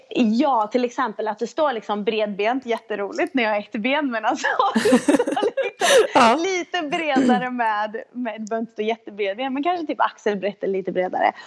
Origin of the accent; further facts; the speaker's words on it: Sweden; som, som, som svensk tjej